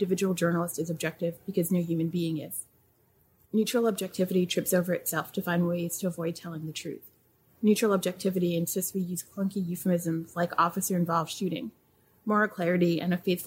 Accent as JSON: {"language": "English", "region": "New York", "country": "United States", "said": "I'm from New York and I'm first gen American. My parents are from Haiti"}